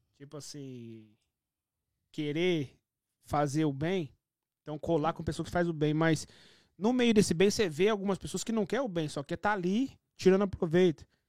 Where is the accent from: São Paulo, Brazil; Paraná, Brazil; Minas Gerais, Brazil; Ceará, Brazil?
São Paulo, Brazil; moved away as an adult; also born or lived in Rio de Janeiro / Germany; now in Canada; Eu sou de São Paulo